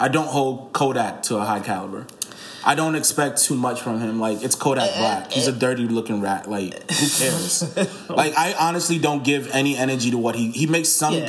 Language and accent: English; Nigeria; born or raised there